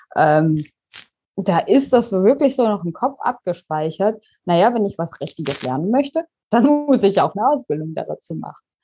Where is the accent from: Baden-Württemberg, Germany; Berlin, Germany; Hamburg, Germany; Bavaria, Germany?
Baden-Württemberg, Germany; Pforzheim; moved away as an adult; also born or lived in Karlsruhe; now in Canary Islands, Spain; ich komme ursprünglich aus Pforzheim, bin nach Karlsruhe gezogen